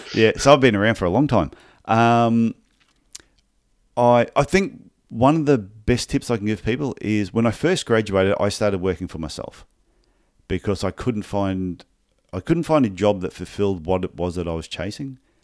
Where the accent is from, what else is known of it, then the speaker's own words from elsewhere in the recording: Brisbane, Queensland, Australia; also born or lived in Gold Coast; I was born in Brisbane, in Queensland, Australia. And, and I, st- I did podiatry studies in exactly the same town